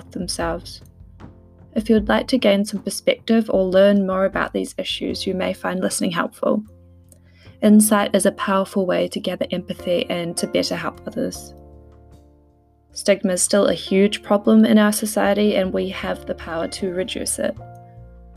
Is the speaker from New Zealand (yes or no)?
yes; New Zealand; now in United Kingdom; I'm a Kiwi living in the UK